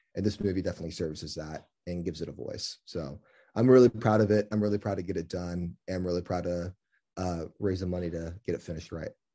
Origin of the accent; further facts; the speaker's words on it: Kansas City, Missouri, United States; also born or lived in San Francisco, California; I was from Kansas City